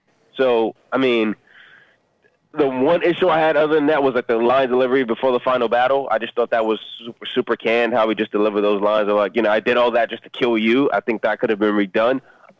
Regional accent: Atlanta, Georgia, United States; also born or lived in Nigeria; My family is Nigerian. I was born in Atlanta. I've essentially spent half of my life in Nigeria and half of my life here in the States, you know, ATL, LA, and where I live now.

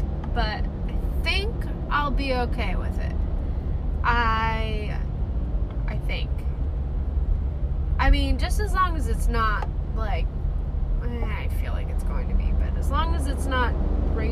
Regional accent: United States; accent: American; my American accent

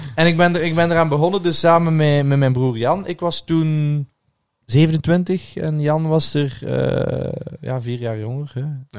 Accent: Ghent, Flanders, Belgium; moved away as an adult; now in Brussels, Belgium; Gent, waar ik vandaan kwam

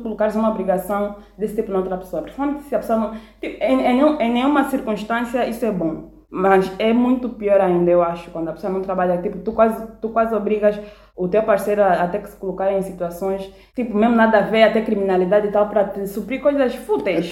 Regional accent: Malanje, Angola; moved away as an adult; sou de Malança, abandonei a minha aldeia, meu povo

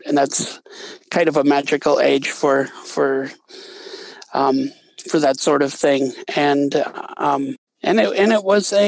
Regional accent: Wisconsin, United States; moved away as an adult; also born or lived in Bozeman, Montana; I grew up in Wisconsin, and I went to graduate school in Montana at Montana State University in Bozeman

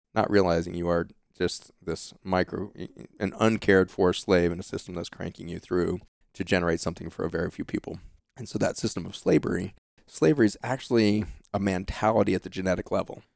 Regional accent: Boulder, Colorado, United States; we grew up in the Lone Pine housing projects, uh, outside of Boulder, Colorado

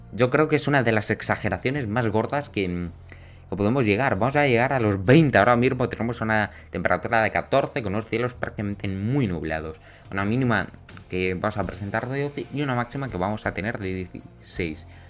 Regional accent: Extremadura, Spain; yo soy de aquí de Extremadura

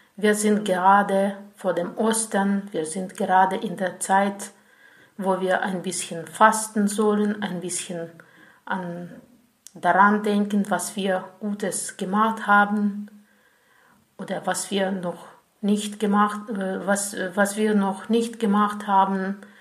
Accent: Ukraine; German is a second language; ich komme aus der Ukraine

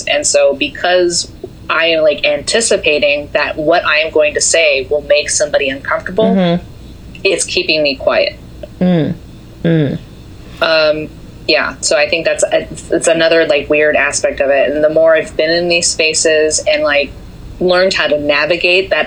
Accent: Southern Virginia, United States; moved away as an adult; also born or lived in Washington, D.C.; I grew up in a place, I'm from Southern Virginia, by the way, where it's very, very Trump country

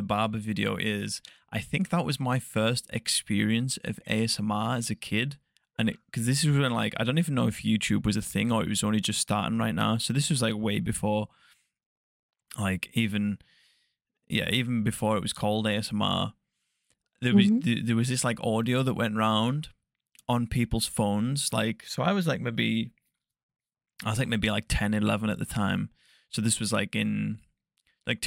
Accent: near the Scottish border, North West England, United Kingdom; So it's like right in the northwest. So it's like just south of like the Scottish border.

